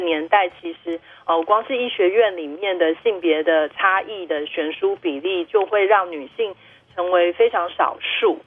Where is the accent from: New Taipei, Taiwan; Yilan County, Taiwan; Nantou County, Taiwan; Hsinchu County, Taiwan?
Nantou County, Taiwan; Wushe mountains; 我本来觉得在家里出生是因为我们那时候住在雾社山上